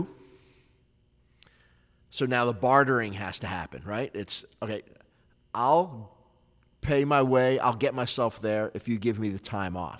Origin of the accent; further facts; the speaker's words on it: Philadelphia, Pennsylvania, United States; I got involved in some street fights growing up in Philly